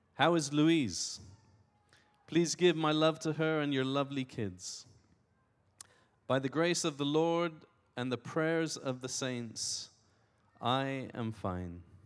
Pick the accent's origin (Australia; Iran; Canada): Iran; I was born in Iran.